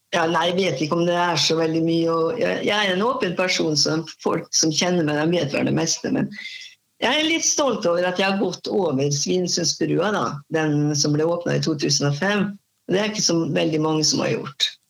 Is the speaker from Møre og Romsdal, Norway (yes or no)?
yes; Molde, Møre og Romsdal, Norway; moved away as an adult; now in Halden, Norway; Jeg kommer fra Molde